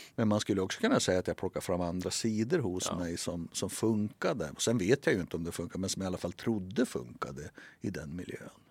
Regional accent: Västernorrland County, Sweden; accent: Norrländska; moved away; also born or lived in Norrbotten; Jag, jag, jag är från Västernorrland och bott i Västerbotten och Norrbotten

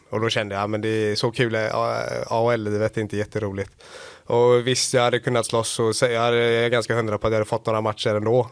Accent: Gothenburg, Västra Götaland, Sweden; also born or lived in Gävle; now in Skellefteå, Sweden; uppväxt i Göteborg.

